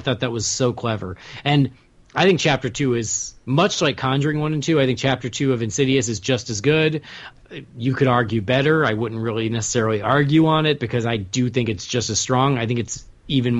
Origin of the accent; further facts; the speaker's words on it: Chicago, Illinois, United States; I'm from Chicago